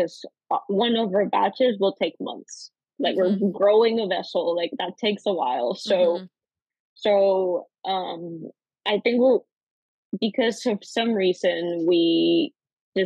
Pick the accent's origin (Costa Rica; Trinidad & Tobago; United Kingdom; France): Costa Rica; moved away as an adult; also born or lived in North Carolina, United States; now in United States; I'm originally from Costa Rica, born and raised